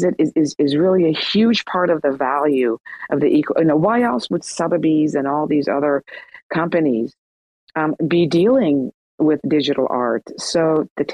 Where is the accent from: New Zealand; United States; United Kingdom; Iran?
Iran; moved away; I'm from Iran